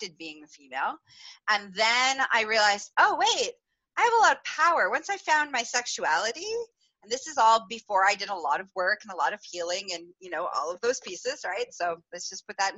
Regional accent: Canada; growing up in Canada

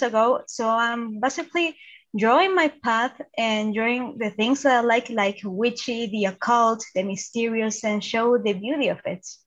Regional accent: Santiago, Santiago Metropolitan Region, Chile; I'm from Chile, Santiago

